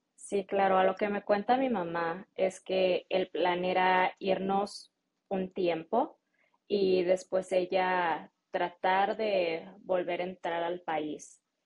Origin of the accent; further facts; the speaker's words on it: Jalisco, Mexico; first language Spanish; moved away as an adult; also born or lived in Salinas, California, United States; now in United States; a mí me tocó crecer en México. Entonces yo siempre he dicho que soy mexicana.